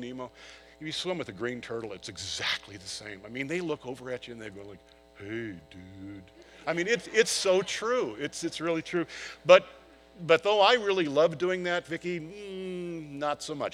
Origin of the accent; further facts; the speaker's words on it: San Diego, California, United States; I grew up in San Diego